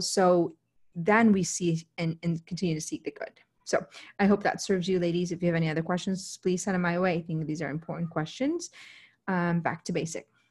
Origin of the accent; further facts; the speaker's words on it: United States; an American